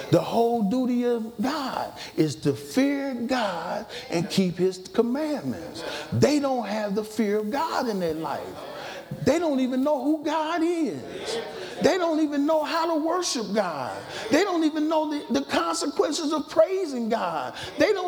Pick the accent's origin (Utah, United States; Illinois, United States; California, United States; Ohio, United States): Ohio, United States; Dayton; I was born in Dayton